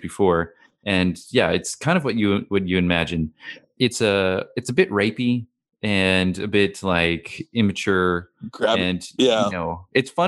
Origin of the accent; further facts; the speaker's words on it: Missoula, Montana, United States; moved away as an adult; now in Australia; my hometown in Missoula